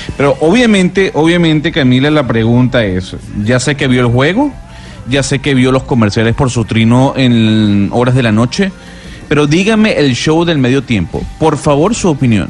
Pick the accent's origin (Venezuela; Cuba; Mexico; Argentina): Venezuela; moved away; somos ahora los venezolanos